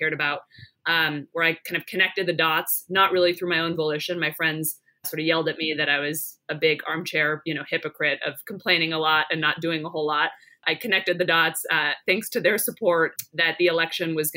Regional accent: Palo Alto, California, United States; moved away as an adult; also born or lived in Philadelphia; grew up in Northern California, in Palo Alto, so just outside of San Francisco

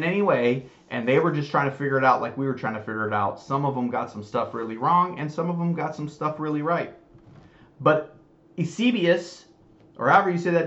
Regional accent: United States; I was raised in the United States

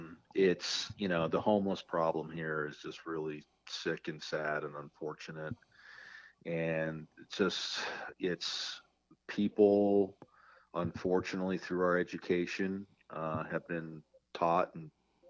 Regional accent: California, United States; it happens every day here in my hometown.

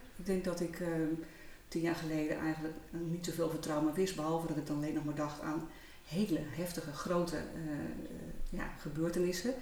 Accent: Heerenveen, Friesland, Netherlands; moved away as an adult; also born or lived in Rotterdam / Almere; fijn om in Friesland te zijn. Want daar ligt uiteindelijk wel mijn roots. Geboren in Heerenveen, al heel wat jaar geleden. Ehm, ik ben als jonge ja, meid van 19 jaar eh, naar Rotterdam gegaan

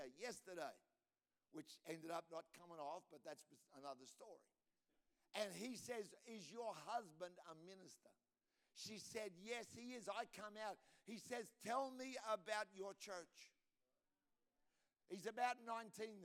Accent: Australia; I'm an Australian

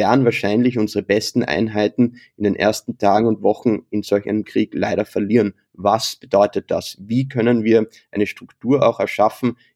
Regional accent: Austria; als Österreicher, als Gelernter natürlich

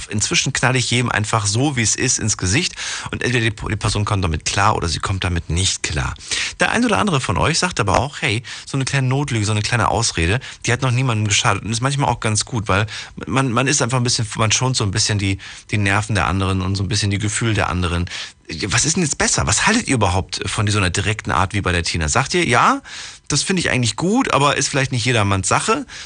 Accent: Stuttgart, Baden-Württemberg, Germany; bin aus Stuttgart.

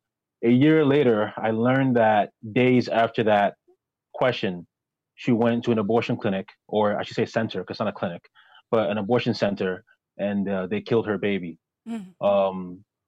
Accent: Ghana; born there; I was born in Ghana, raised by a single mother

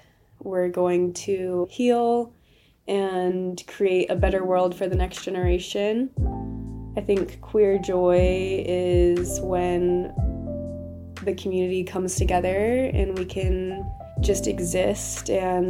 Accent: Washington, United States; also born or lived in Zion, Utah; now in Moab, United States; growing up in Washington

